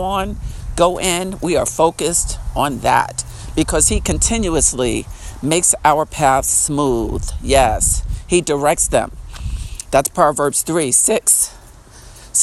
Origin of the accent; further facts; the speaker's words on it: Long Island, New York, United States; the town I grew up in on Long Island, New York